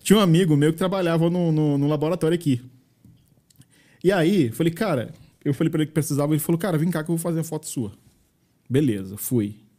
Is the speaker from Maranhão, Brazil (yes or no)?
yes; Maranhão, Brazil; moved away as an adult; now in Caldas Novas, Brazil; Eu sou maranhense